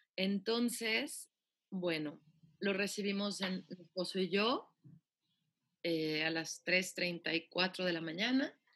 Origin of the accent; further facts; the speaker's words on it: Guadalajara, Jalisco, Mexico; soy oriunda de Guadalajara, Jalisco. Nací un 11 de noviembre del 85.